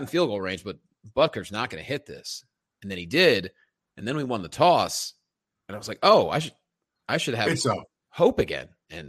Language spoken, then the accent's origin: English; Pennsylvania, United States; I'm from Pennsylvania.